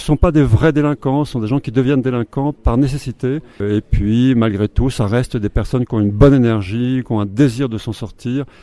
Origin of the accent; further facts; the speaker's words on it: Haute-Savoie, Auvergne-Rhône-Alpes, France; je suis né en Haute-Savoie